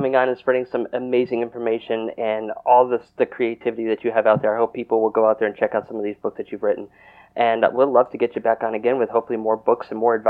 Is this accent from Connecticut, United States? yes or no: yes; Connecticut, United States; moved away; I grew up in Connecticut